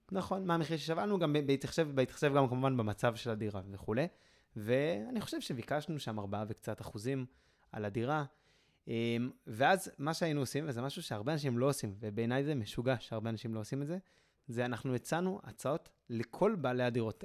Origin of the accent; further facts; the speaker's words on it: Jerusalem, Jerusalem District, Israel; אני מירושלים